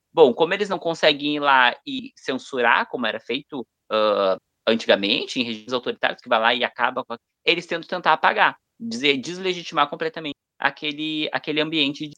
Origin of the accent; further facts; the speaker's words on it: Brazil; nós que somos brasileiros